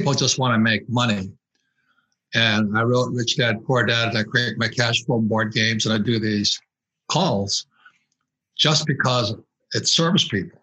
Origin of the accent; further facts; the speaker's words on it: Hawaii, United States; I grew up in Hawaii.